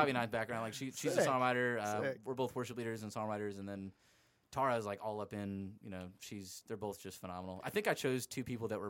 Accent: Anaheim, California, United States; moved away; also born or lived in Myrtle Beach; I came from Myrtle Beach, and everybody calls Myrtle Beach Dirty Myrtle. And then I come to I'm from Anaheim, born in there

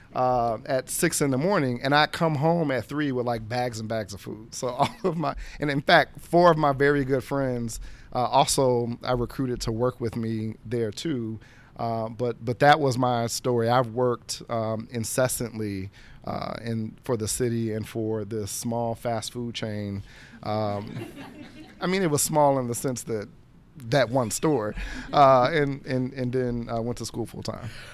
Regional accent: Dayton, Ohio, United States; now in Washington, D.C., United States; I'm originally from Dayton, Ohio. Uh, it's a city in southwest Ohio of about now a hundred and fifty thousand, uh, persons born and raised there

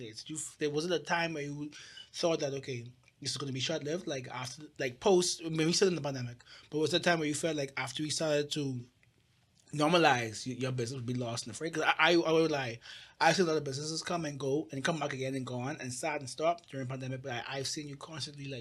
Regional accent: Georgia, United States; I'm from Georgia

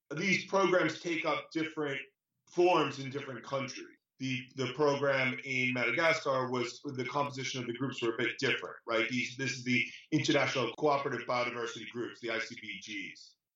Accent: New York, United States; I'm from New York originally

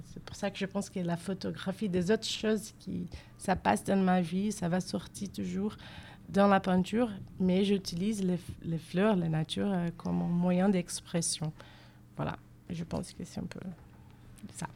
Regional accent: Rio de Janeiro, Brazil; French is a second language; moved away as an adult; now in Bordeaux, France; je viens de, la ville de Rio de Janeiro

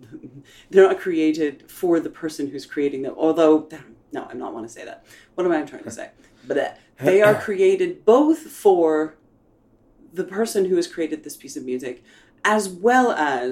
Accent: United States; accent: American; with my American patois

